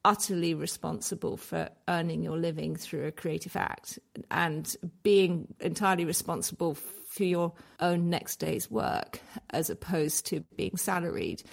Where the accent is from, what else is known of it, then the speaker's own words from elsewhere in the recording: Scotland, United Kingdom; I was brought up in Scotland